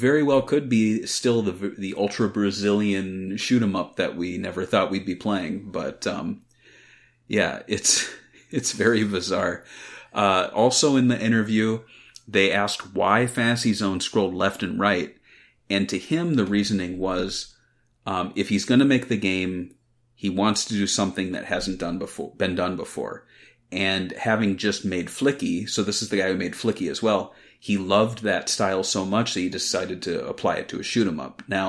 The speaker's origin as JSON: {"language": "English", "region": "Midwest", "country": "United States", "tie": "born or raised there", "also_born_or_lived": "East Coast", "said": "Well, I grew up in the Midwest. I lived on the East Coast for a while, too."}